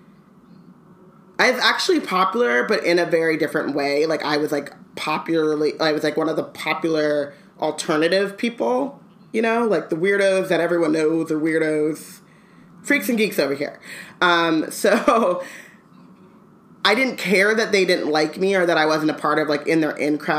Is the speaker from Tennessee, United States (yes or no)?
no; Anaheim, California, United States; I grew up in Anaheim